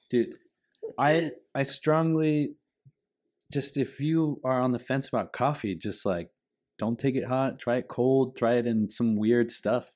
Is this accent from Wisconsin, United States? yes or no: no; Vista, California, United States; we come from Vista, which is uh, in skateboarding is a huge hub of skateboarding